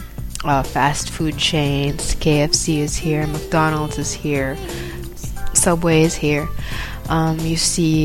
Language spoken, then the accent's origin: English; Manila, Metro Manila, Philippines; moved away as an adult; now in Gold Coast, Australia; I'm from Manila, right? And in Manila, we have, like, probably one mall per square kilometer